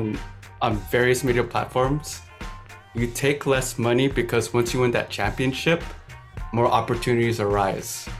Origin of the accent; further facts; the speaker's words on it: the Bay Area, California, United States; I'm from the Bay